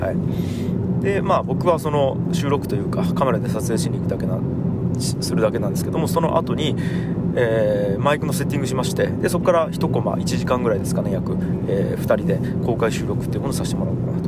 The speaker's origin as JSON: {"language": "Japanese", "town": "Tagawa", "region": "Fukuoka", "country": "Japan", "tie": "born or raised there", "moved": "yes", "lives_now": "Fukuoka, Japan", "said": "僕田川高校っていうね高校出身"}